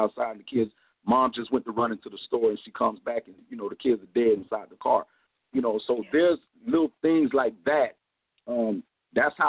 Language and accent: English; Compton, California, United States; now in Miami, United States; we moved to Compton, California, and that's where I was raised